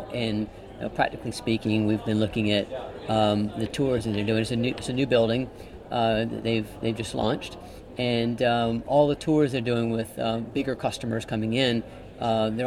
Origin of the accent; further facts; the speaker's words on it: United States; I'm an American